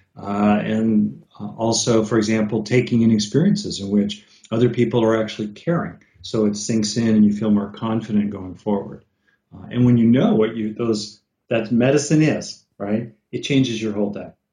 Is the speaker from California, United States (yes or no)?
yes; California, United States; I'm from California